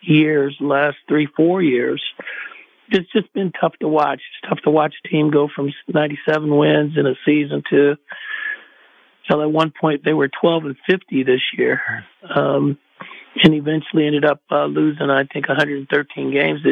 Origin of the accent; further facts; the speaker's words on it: Oakland, California, United States; a Oaklander, mm-hmm. a person that's born and raised in the Bay Area and not far from the Coliseum